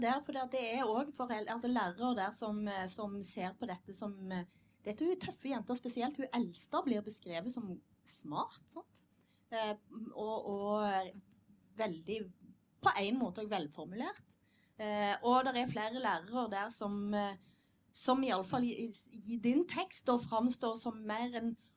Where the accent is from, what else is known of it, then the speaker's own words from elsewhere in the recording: Western Norway, Norway; jeg er vestlending